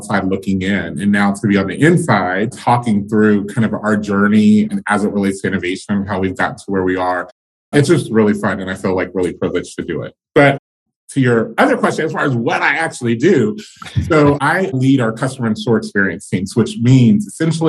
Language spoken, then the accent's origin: English; Charlotte, North Carolina, United States; also born or lived in Greensboro, North Carolina; I grew up in Charlotte, North Carolina